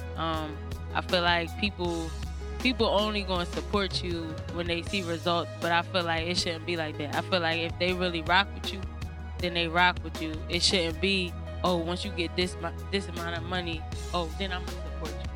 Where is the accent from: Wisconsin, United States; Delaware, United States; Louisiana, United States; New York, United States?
Delaware, United States; Middletown; also born or lived in West Philadelphia, Pennsylvania; Pretty much my whole life, but my family is originally from West Philly. But I've been in Delaware for a majority of my life